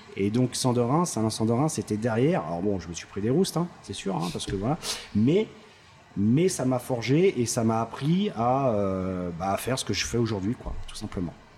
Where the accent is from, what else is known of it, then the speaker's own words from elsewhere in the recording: Paris, Île-de-France, France; je suis parisien, donc euh, je, suis, né à Paris, j'ai fait mes armes à Paris